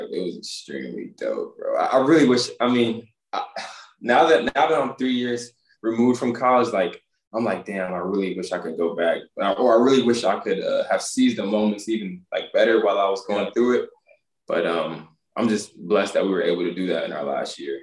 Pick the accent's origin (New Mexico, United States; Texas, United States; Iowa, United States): Texas, United States; Harker Heights; also born or lived in Denver / Huntsville, Texas; I grew up in Harker Heights, Texas